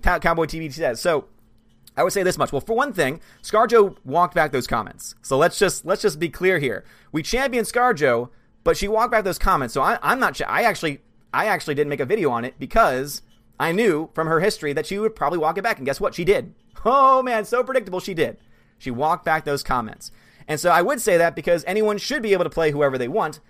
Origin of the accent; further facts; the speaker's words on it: Australia; I'm an Aussie